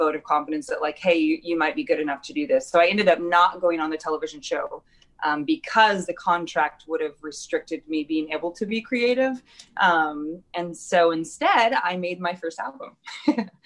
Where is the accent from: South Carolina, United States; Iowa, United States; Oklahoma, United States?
Iowa, United States; Knoxville; also born or lived in Nashville, Tennessee; now in Des Moines, United States; I was born and raised in Knoxville, Iowa